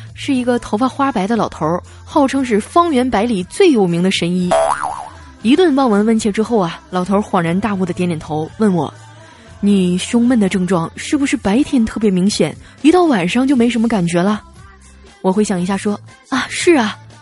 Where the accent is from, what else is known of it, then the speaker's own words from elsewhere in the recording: Northeast China, China; moved away; 小黑也是东北人，还有调调我们几个啊，虽然说不是一个省份的，但是也算是半个老乡儿